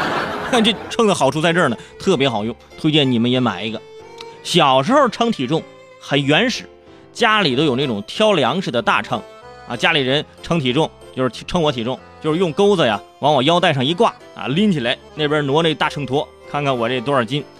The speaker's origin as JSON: {"language": "Chinese", "region": "Tianjin", "country": "China", "said": "第三感觉就是离北京近，是吧？没了，这没，咱口音咋，呃，没了，没了，对吧？嗯，那没什么别别的标签，最出名就是吃啊！我不胖谁胖啊？舍我其谁？天津人呢喜欢安逸"}